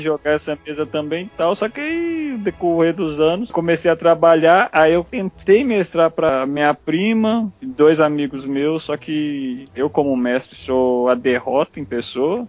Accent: Belo Horizonte, Minas Gerais, Brazil; eu sou de Belo Horizonte

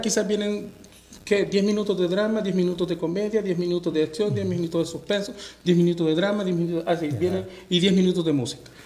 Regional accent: El Salvador; moved away; mi tierra. Pero no exactamente mi tierra, mi, pulgarcito de América

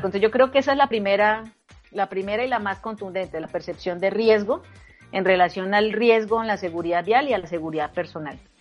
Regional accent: Bucaramanga, Santander, Colombia; moved away as an adult; now in Bogotá, Colombia; mi ciudad natal, en Bucaramanga. Yo ahora vivo en Bogotá

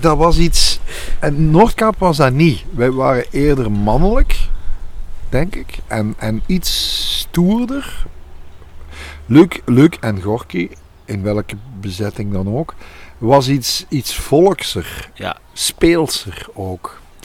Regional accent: Overpelt, Flanders, Belgium; Ik ben zelf van Overpelt afkomstig

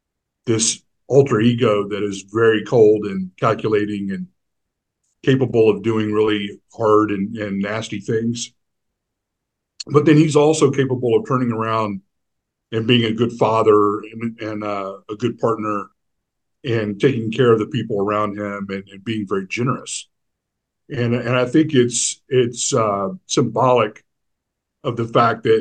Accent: Houston, Texas, United States; growing up here and on the Texas Gulf Coast and in Houston, Galveston area

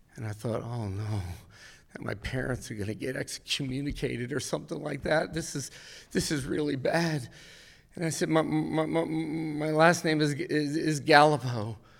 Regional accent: Westfield, New Jersey, United States; I was raised in Westfield, New Jersey

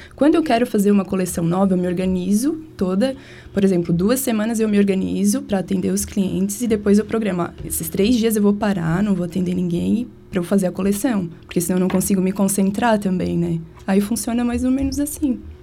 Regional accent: Tubarão, Santa Catarina, Brazil; also born or lived in Rio Grande do Sul; sou gaúcha, mas eu moro aqui desde os três anos. Então todo mundo diz que eu sou catarina.

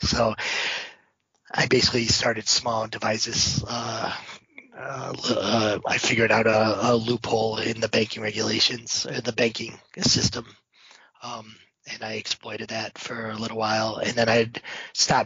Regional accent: Owego, New York, United States; I'm from born and raised in Owego, New York, which is pretty close to university

